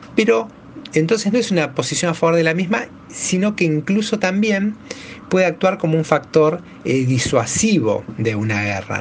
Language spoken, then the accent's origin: Spanish; Argentina